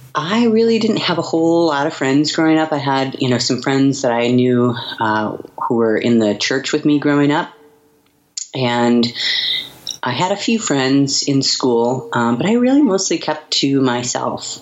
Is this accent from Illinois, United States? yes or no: no; Montana, United States; also born or lived in Seattle; now in Portland, United States; my hometown in Montana